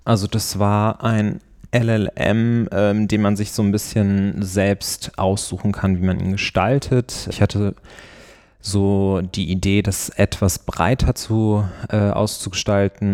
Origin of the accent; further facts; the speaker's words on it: Neuss, North Rhine-Westphalia, Germany; moved away as an adult; also born or lived in Cologne / Bruges; now in Brussels, Belgium; ich komme ursprünglich aus Neuss bei Düsseldorf und habe dort auch dann Abitur gemacht